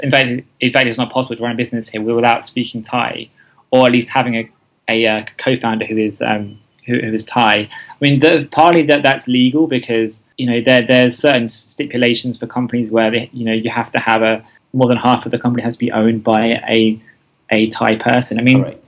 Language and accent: English; England, United Kingdom; moved away as an adult; also born or lived in London / Asia; now in Thailand; I am indeed English uh, from the UK